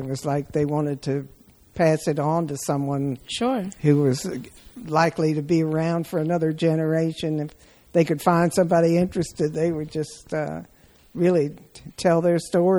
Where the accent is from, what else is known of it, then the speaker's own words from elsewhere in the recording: Washington, District of Columbia, United States; now in Elliott's Island, United States; From Washington, D.C.